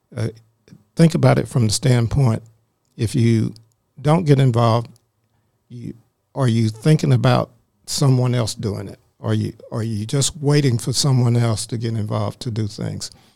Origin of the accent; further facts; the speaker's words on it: Greer, South Carolina, United States; now in Forsyth County, Georgia, United States; I grew up in South Carolina in a little small called Greer, South Carolina